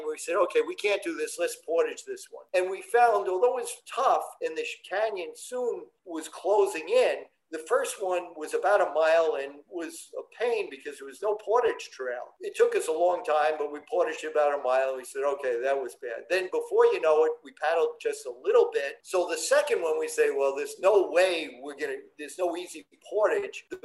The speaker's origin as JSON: {"language": "English", "town": "New York City", "region": "New York", "country": "United States", "tie": "born or raised there", "said": "Growing up in Brooklyn, the closest we came to nature was when we went to Sebago Canoe Club."}